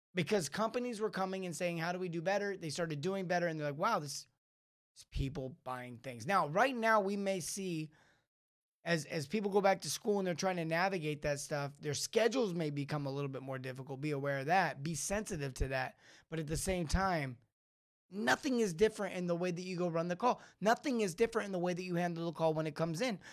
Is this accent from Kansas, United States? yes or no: no; Los Angeles, California, United States; growing up in L